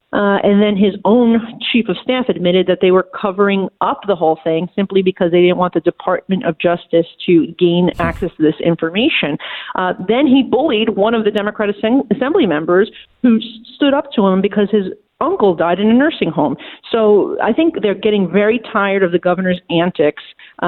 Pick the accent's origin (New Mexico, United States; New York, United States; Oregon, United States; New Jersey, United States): New York, United States; New York City; And as a New Yorker, I can say, look, of course, I want my city and state to have money